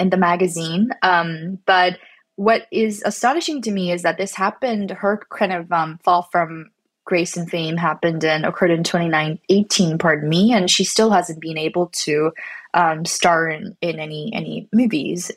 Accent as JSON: {"language": "English", "country": "Canada", "said": "I'm not American, I'm, I'm, from Canada and my family's from Korea"}